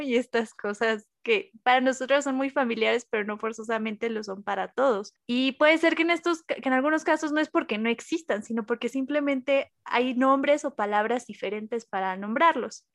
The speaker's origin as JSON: {"language": "Spanish", "region": "central Mexico", "country": "Mexico", "accent": "central Mexican", "said": "que si no son del centro de México, seguramente les va a parecer que tenemos un acento particular"}